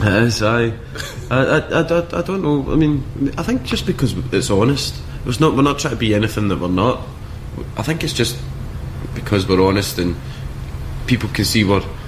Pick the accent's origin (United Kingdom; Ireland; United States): United Kingdom; Scotland; I'm from Scotland